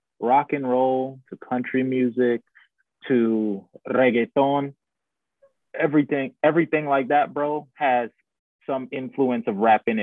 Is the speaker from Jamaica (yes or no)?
no; Guyana; moved away; I grew up in Guyana, which is in South America